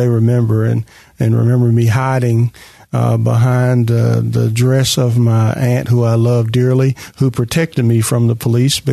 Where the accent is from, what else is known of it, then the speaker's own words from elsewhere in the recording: Memphis, Tennessee, United States; growing up in North Memphis